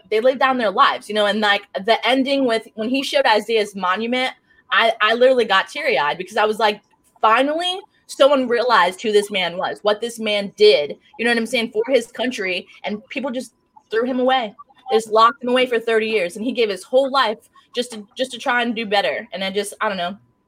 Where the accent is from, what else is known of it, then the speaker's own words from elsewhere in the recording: Fort Drum, New York, United States; born there; I was born in Governor Fort Drum. It is a lot of military people know where that is because they call it the hell.